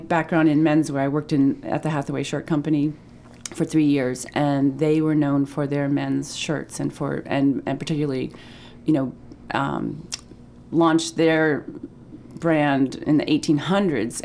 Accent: Pittsfield, Maine, United States; I grew up in Pittsfield, Maine, and my parents still live there.

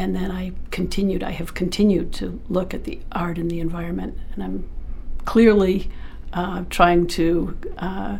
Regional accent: North Yarmouth, Maine, United States; I grew up in Maine. I lived in North Yarmouth

